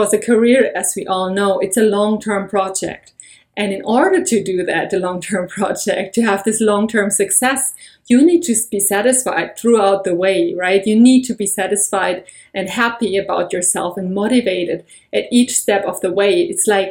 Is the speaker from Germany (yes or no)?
yes; Germany; moved away as an adult; now in United States; I have been born and raised in Germany, and I've been living in the US for over a year